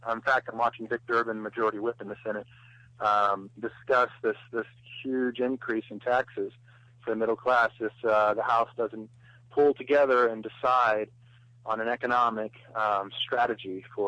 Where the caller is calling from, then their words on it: Ohio, United States; also born or lived in Los Angeles; I'm calling from Ohio, actually.